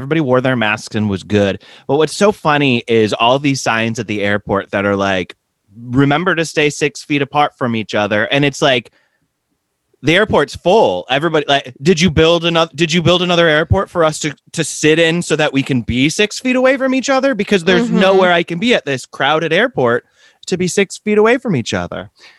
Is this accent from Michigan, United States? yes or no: yes; Michigan, United States; moved away; I'm in my home state of Michigan.